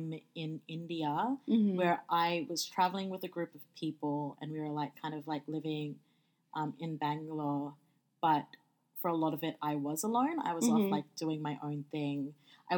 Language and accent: English; Sydney, New South Wales, Australia; moved away as an adult; also born or lived in Melbourne; I grew up in Sydney, moved to Melbourne, worked there for a little bit, for over a year